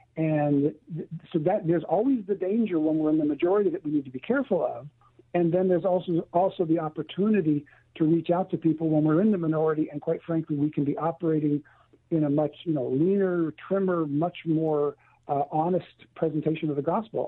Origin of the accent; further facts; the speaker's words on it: California, United States; somebody who knew I was from California, a fellow pastor's wife, actually, asked me, she heard I was from California, and she looked at me and she said, how can you live in such an ungodly place?